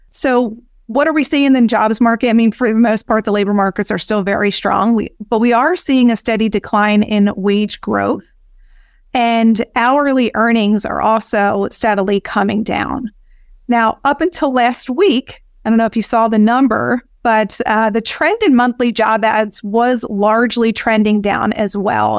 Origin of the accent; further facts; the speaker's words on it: Philadelphia, Pennsylvania, United States; I was born and raised in Philadelphia